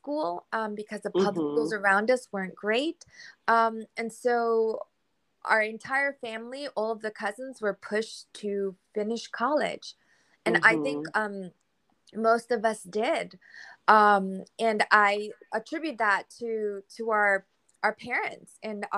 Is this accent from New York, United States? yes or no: yes; New York City, New York, United States; first language Spanish; English is a second language; we grew up in the Bronx and we learned Spanish first. It was our first language and we learned English in kindergarten